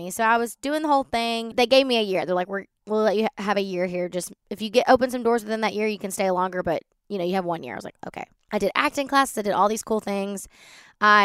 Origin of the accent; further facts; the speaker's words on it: Baytown, Texas, United States; So I grew up in Baytown, which is outside of Houston.